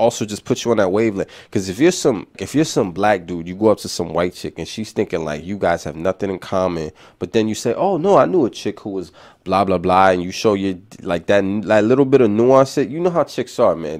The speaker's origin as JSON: {"language": "English", "town": "New York City", "region": "New York", "country": "United States", "accent": "New York City", "said": "my city accent just to smooth talking fast, New York City shit"}